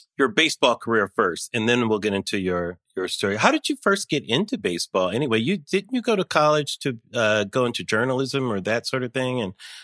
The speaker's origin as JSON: {"language": "English", "town": "Pomona", "region": "California", "country": "United States", "tie": "born or raised there", "said": "I grew up in Pomona, so I know."}